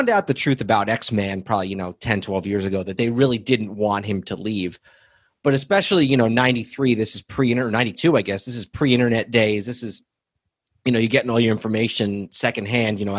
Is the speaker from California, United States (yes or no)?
no; New York, United States; growing up in New York